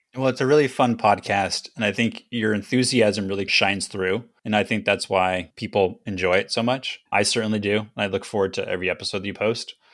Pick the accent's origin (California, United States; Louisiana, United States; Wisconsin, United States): California, United States; Los Angeles; I grew up in the Griffith Park area